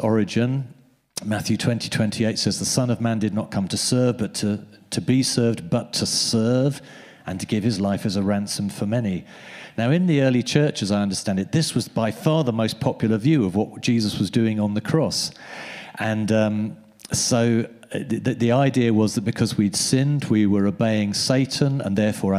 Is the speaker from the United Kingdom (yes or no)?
yes; United Kingdom; We're British